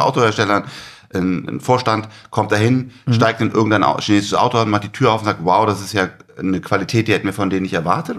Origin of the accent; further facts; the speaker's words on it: Germany; als Deutscher